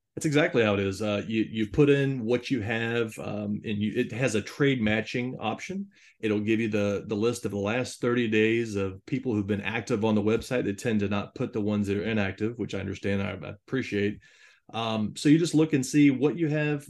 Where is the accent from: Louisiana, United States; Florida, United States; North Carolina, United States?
Florida, United States; Jacksonville; I'm from the Jacksonville, Florida area